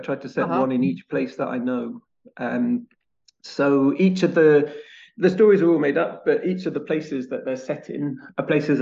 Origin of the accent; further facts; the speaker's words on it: Wiltshire, South West England, United Kingdom; now in Brighton, United Kingdom; I grew up in Wiltshire